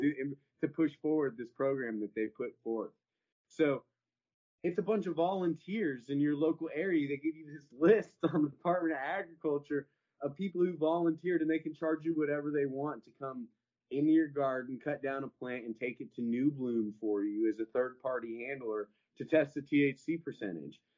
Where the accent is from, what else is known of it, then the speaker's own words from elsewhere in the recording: Horseshoe Bay, Texas, United States; I'm from Horseshoe Bay.